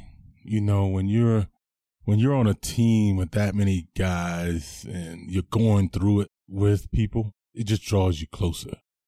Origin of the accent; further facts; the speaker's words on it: Anderson, South Carolina, United States; moved away as an adult; also born or lived in Denver, Colorado; now in Bozeman, United States; I am from Anderson, South Carolina, born and raised.